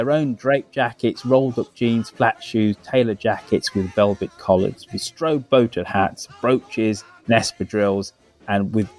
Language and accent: English; Birmingham, West Midlands, United Kingdom; now in Canada; being a Brummie